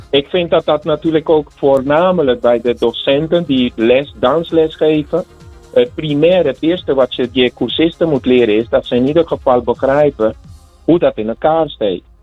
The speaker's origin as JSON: {"language": "Dutch", "town": "Santo Domingo", "region": "Distrito Nacional", "country": "Dominican Republic", "tie": "born or raised there", "moved": "yes", "lives_now": "Netherlands", "said": "Ik, ik kom zelf inderdaad van de Dominicaanse Republiek. En ik heb de bachata daar geleerd. En eh, van mijn ouders vroeger, de wijk waar ik van kom, Villajuana, Dominicaanse Republiek."}